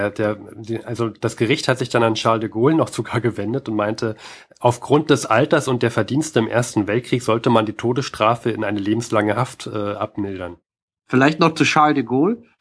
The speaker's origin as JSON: {"language": "German", "country": "Germany", "said": "Allerdings bin ich auch Deutscher und wer weiß, wie man in Frankreich aufwächst"}